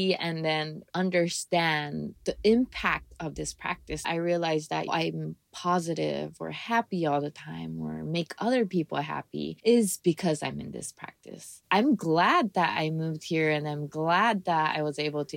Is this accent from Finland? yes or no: no; Japan; now in Hawaii, United States; I grew up in Japan, kind of.